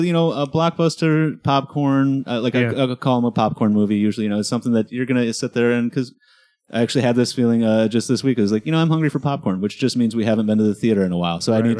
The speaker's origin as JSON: {"language": "English", "region": "Michigan", "country": "United States", "tie": "born or raised there", "said": "Yeah, growing up in Michigan"}